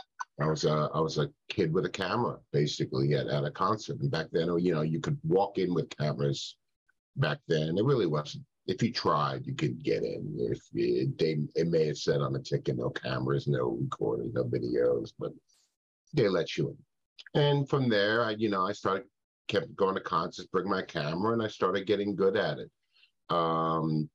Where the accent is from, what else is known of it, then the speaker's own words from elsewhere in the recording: New York City, New York, United States; I grew up in New York City